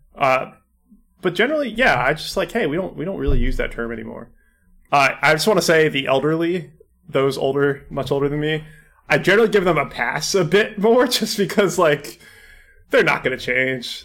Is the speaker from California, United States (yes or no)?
yes; California, United States; growing up in California